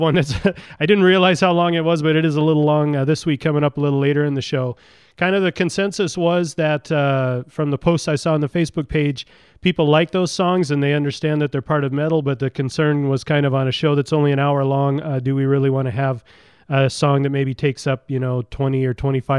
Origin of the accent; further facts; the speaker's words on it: Graham, Washington, United States; These guys are from my hometown. They're from Graham, Washington